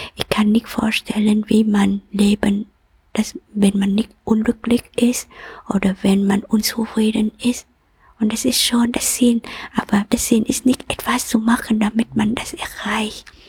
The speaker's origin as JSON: {"language": "German", "country": "Vietnam", "second_language": "German", "moved": "yes", "said": "komme aus Vietnam und ich bin auch geboren in Jahren, wo ries, ähm, äh, starken und intensiver Krieg ist."}